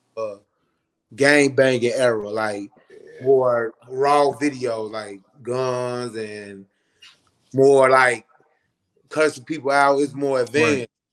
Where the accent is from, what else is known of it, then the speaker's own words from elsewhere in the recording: Chicago, Illinois, United States; moved away as an adult; now in Atlanta, United States; growing up on the West Side